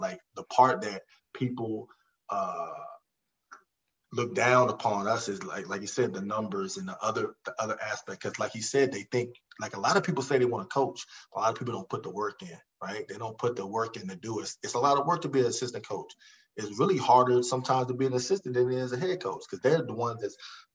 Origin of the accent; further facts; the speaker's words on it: Montgomery County, Maryland, United States; I was from Montgomery County